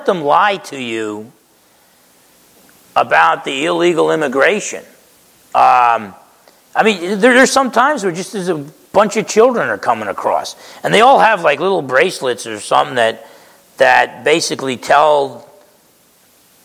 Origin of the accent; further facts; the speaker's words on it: Essex County, New Jersey, United States; also born or lived in East Orange, New Jersey; I grew up in Essex County, New Jersey, spent my first few years in East Orange